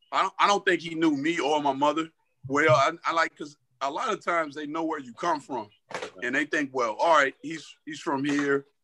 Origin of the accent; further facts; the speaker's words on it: Atlanta, Georgia, United States; we grew up in Atlanta on the South Side